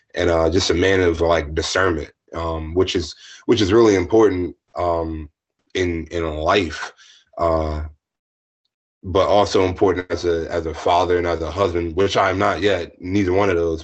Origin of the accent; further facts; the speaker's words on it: Lexington Park, Maryland, United States; moved away as an adult; also born or lived in Philadelphia / Washington, District of Columbia, United States / Pittsburgh; my hometown back in Hollywood, Maryland. Well, I'm from Lexington Park